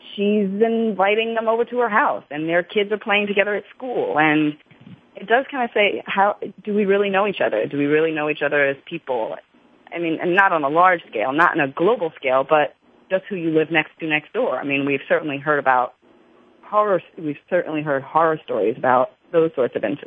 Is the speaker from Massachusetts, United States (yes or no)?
no; New York, United States; I grew up in New York